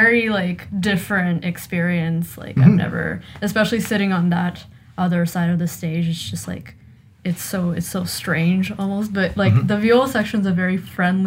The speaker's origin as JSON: {"language": "English", "town": "Ottawa", "region": "Ontario", "country": "Canada", "tie": "born or raised there", "also_born_or_lived": "Russia", "said": "I've lived in Ottawa pretty much my whole life, but I'm originally from Russia."}